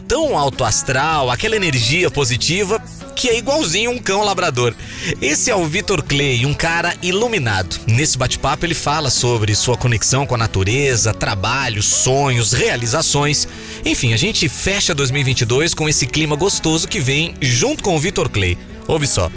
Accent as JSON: {"language": "Portuguese", "town": "Balneário Camboriú", "region": "Santa Catarina", "country": "Brazil", "tie": "born or raised there", "also_born_or_lived": "Novo Hamburgo, Rio Grande do Sul", "said": "eu sou gaúcho de Novo Hamburgo, mas cresci em Balneário Camboriú"}